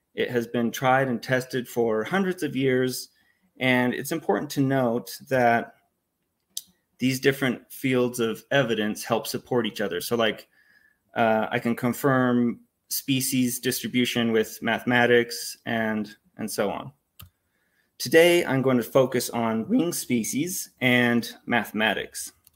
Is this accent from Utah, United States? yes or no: yes; Utah, United States; I grew up here in Utah. I've been born and raised in Utah